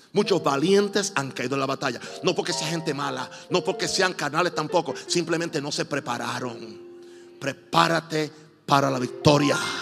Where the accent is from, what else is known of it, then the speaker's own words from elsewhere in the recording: Puerto Rico; yo soy puertorriqueño